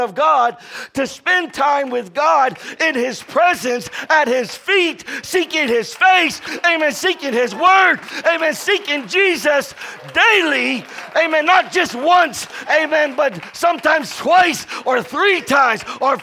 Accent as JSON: {"language": "English", "region": "Florida", "country": "United States", "moved": "yes", "lives_now": "Texas, United States", "said": "I'm from Florida"}